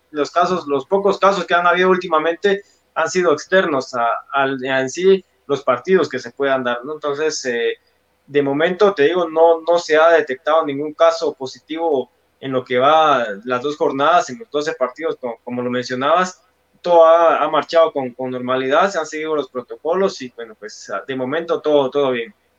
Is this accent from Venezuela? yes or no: no; Guatemala; nosotros como, como guatemaltecos